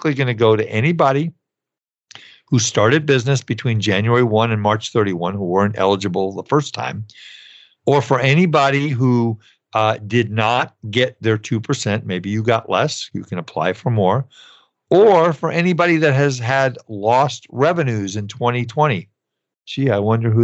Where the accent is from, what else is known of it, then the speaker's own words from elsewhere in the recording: California, United States; my home state of California